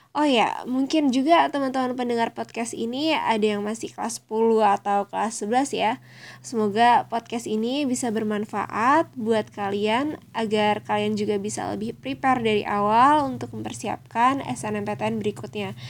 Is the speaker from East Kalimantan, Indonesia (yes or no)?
no; Tanggamus Regency, Lampung, Indonesia; Aku berasal dari daerah Lampung, Kabupaten Tagamus